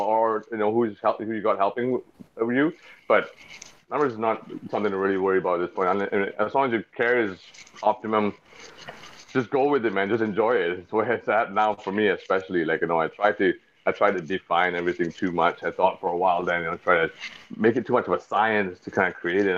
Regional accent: Singapore; I'm East Indian descent. My family, my great-grandparents from India, but I was born and raised in Singapore, a little small tropical little island off the tip of Peninsula Malaysia, Southeast Asia

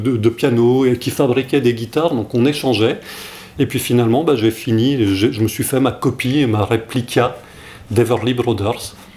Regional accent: France; je suis né en France, mais toute mon enfance, mes, étés là-bas

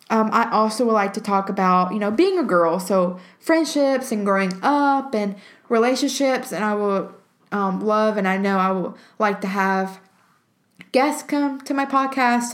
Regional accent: Alabama, United States; I am from Alabama and I am a student at the University of Alabama

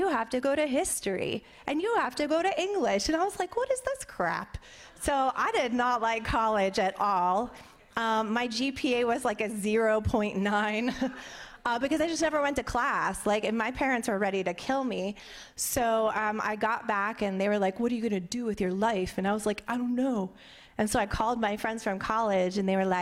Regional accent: Pittsburgh, Pennsylvania, United States; I grew up in Pittsburgh, Pennsylvania, and I had a really good childhood.

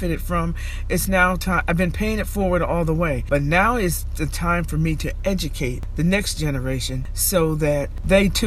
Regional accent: Albany, New York, United States; I grew up in the South End, and I grew up in Arbor Hill.

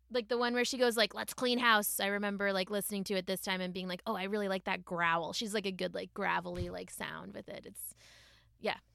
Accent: Massachusetts, United States; grew up in Massachusetts

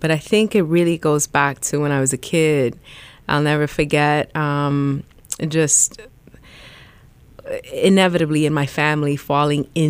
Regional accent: New York City, New York, United States; moved away as an adult; also born or lived in South Florida / Dominican Republic (ancestry); now in Columbus, United States; I was born and raised in the South Bronx

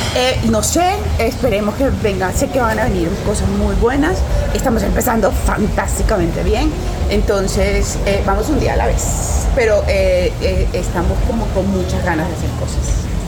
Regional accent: Colombia

